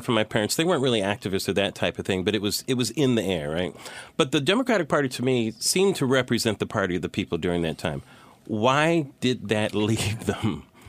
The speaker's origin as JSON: {"language": "English", "region": "California", "country": "United States", "tie": "born or raised there", "said": "grew up in California"}